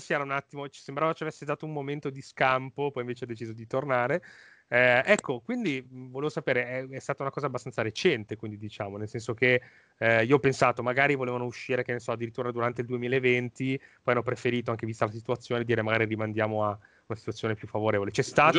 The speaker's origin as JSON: {"language": "Italian", "region": "Lombardy", "country": "Italy", "said": "da Lombardo"}